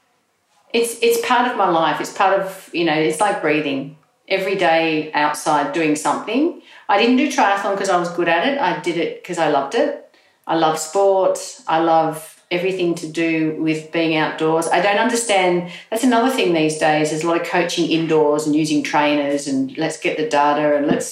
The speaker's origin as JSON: {"language": "English", "country": "Australia", "tie": "born or raised there", "also_born_or_lived": "England"}